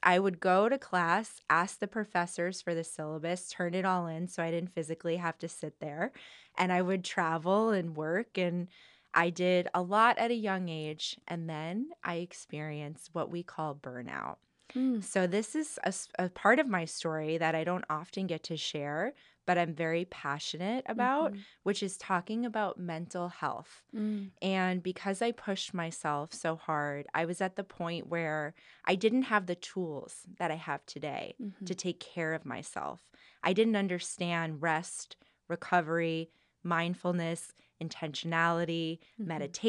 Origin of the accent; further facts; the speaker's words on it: New Jersey, United States; I enjoyed my time growing up in New Jersey. I loved having access to New York whenever I wanted.